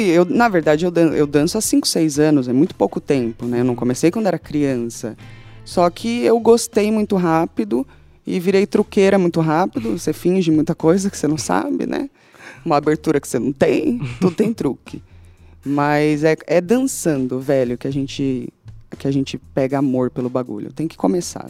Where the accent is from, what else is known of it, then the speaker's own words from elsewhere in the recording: São Paulo, Brazil; also born or lived in London; Eu falo mais alto mesmo, e foda-se que é Zona Leste